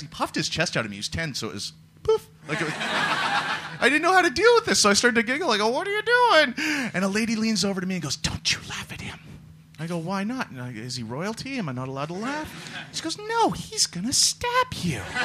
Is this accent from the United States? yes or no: no; Canada; now in London, United Kingdom; the foreigners, like myself, I'm Canadian